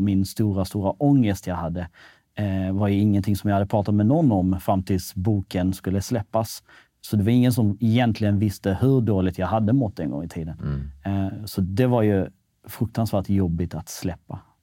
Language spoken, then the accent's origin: Swedish; Malmö, Skåne, Sweden; also born or lived in Kosovo / Norrköping / Kisa / Stockholm; till Rosengård i Malmö. Och, egentligen landade ganska fint där